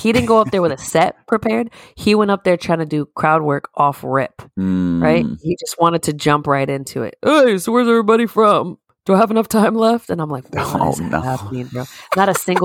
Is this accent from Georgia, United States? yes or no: no; Springfield, Massachusetts, United States; I'm from Springfield